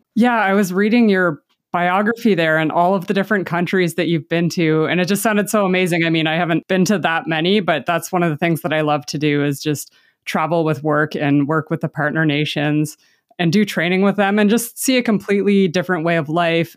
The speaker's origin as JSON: {"language": "English", "country": "Canada", "said": "I'm Canadian"}